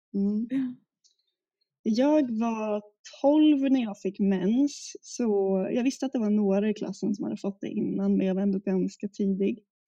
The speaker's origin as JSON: {"language": "Swedish", "region": "Gotland", "country": "Sweden", "said": "där jag kommer ifrån också, på Gotland"}